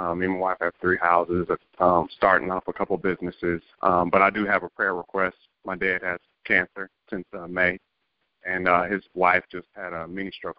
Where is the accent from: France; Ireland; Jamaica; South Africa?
Jamaica; moved away; I grew up in Jamaica. My parents are in Jamaica.